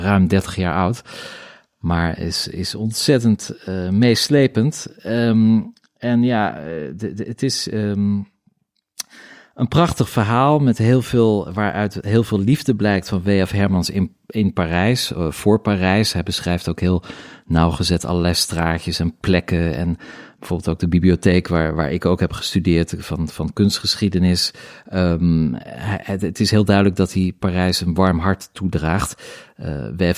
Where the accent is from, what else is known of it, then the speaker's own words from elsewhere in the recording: Middelburg, Zeeland, Netherlands; moved away; also born or lived in Paris; ik kom uit Middelburg